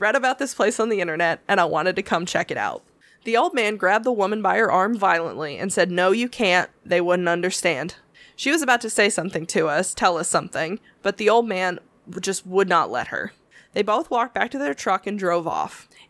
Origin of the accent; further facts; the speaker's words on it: Louisville, Kentucky, United States; I'm from Louisville. It's a beautiful day, and we thought we would visit Marion.